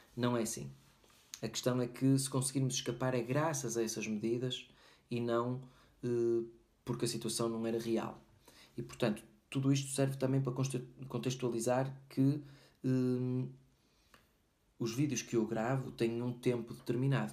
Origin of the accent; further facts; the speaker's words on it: Portugal; moved away; meu país de origem, Portugal